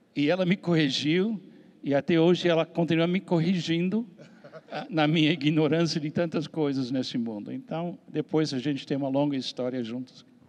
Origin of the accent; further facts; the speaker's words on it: Miami, Florida, United States; accent: American; Portuguese is a second language; moved away as an adult; now in Brazil; sou americano, dá para ouvir pelo sotaque. E nasci na cidade de Miami em 1951